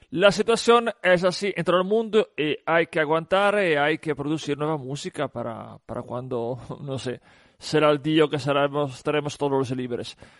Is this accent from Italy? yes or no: yes; Italy; en mi ciudad, en mi país, en la bota